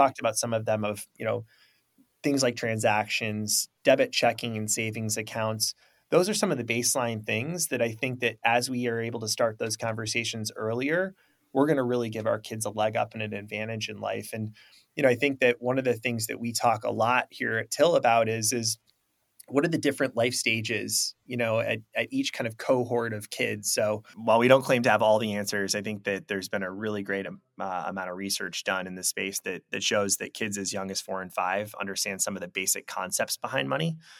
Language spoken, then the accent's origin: English; Traverse City, Michigan, United States; I'm from the Midwest, you know, Traverse City, Michigan